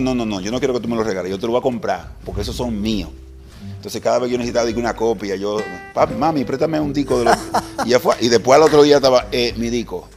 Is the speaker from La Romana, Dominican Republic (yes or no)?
no; Santo Domingo, Distrito Nacional, Dominican Republic; Nací en, ese momento en las afueras de Santo Domingo, un barrio que se llama Herrera